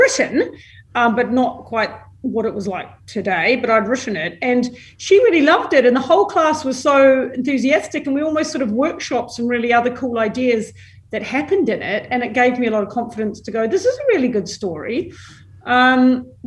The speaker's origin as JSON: {"language": "English", "town": "Christchurch", "region": "Canterbury", "country": "New Zealand", "tie": "born or raised there", "also_born_or_lived": "London, United Kingdom", "moved": "as an adult", "lives_now": "Melbourne, Australia", "said": "I was born and bred in Christchurch"}